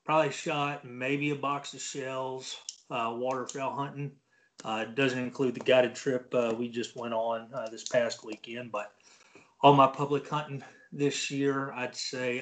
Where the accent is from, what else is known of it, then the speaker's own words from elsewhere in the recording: Texas, United States; born and raised in Texas